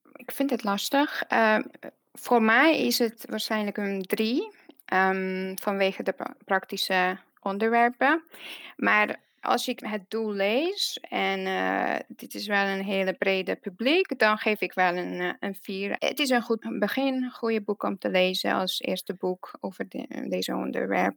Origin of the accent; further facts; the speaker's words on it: Hungary; Dutch is a second language; moved away as an adult; now in Netherlands; ik kom uit Hongarije en eh, ik woon in Nederland uh, bijna tien jaar nu